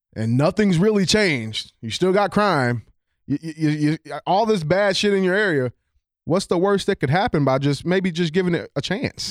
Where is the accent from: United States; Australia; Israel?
United States; St. Louis, Missouri; on the west side of Saint Louis City